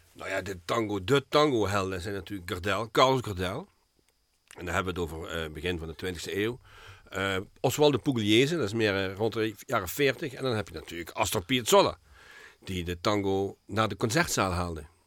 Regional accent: Geleen, Limburg, Netherlands; now in Heerlen, Netherlands; Ik ben geboren in Geleen

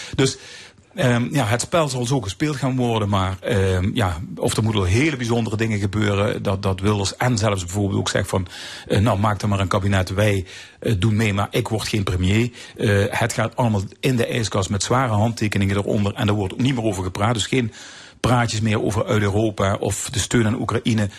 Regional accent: Netherlands; als Nederlander

